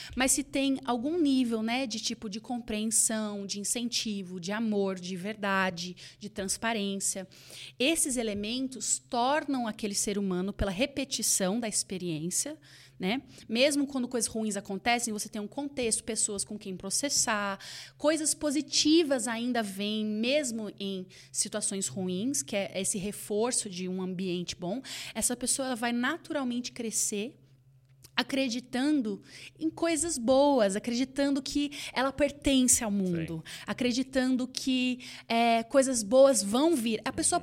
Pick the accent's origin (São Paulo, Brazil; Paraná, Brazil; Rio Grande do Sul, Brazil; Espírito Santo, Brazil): São Paulo, Brazil; Campinas; nós estávamos ali em Campinas, onde é, da onde eu sou